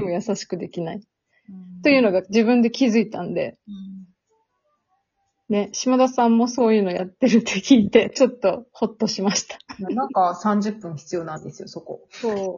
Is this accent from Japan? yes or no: no; Serbia; 私はもともとセルビアで生まれて、父がセルビア人で、母は日本人なんですけど